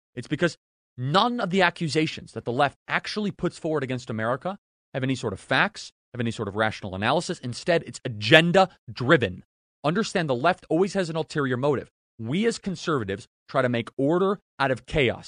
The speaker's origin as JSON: {"language": "English", "town": "Chicago", "region": "Illinois", "country": "United States", "tie": "born or raised there", "said": "I grew up just in Chicago, in the suburbs of Chicago."}